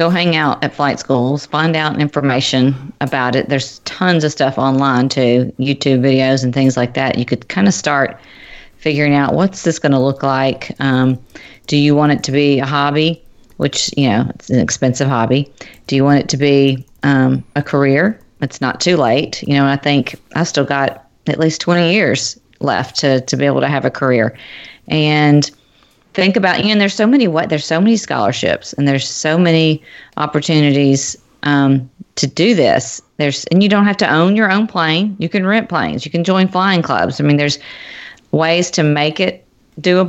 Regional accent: Nashville, Tennessee, United States; now in Cincinnati, United States; I live in Cincinnati, but my family lives in Nashville. I'm from Nashville

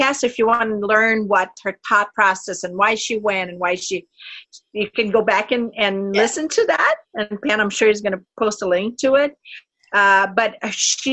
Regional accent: Brazil; also born or lived in North Carolina; now in Minnesota, United States; I am from Brazil

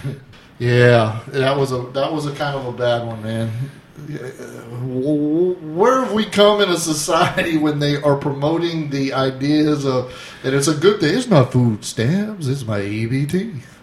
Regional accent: Florida, United States; we're from Florida

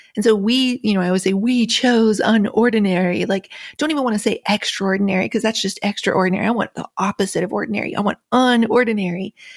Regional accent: Appalachia, United States; Growing up in Appalachia

